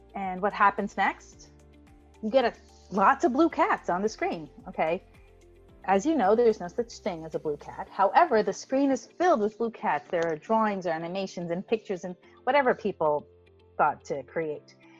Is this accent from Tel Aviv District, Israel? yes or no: yes; Tel Aviv, Tel Aviv District, Israel; also born or lived in United States; I'm from Tel Aviv, from Israel